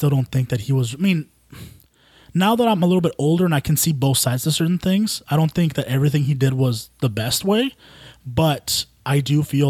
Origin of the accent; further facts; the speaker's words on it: Yuma, Arizona, United States; first language Spanish; English is a second language; also born or lived in California; And then we moved over to Yuma when I was like five